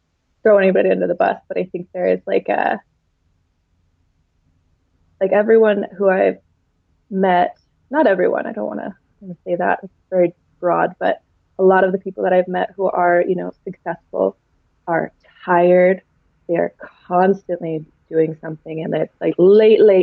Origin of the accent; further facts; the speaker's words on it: United States; the society that we were raised in here in America